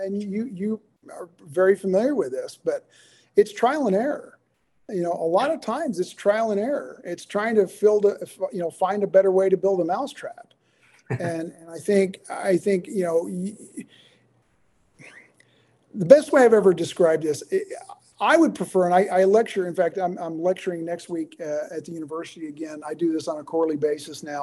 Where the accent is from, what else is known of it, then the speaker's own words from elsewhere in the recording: the South, United States; growing up in the South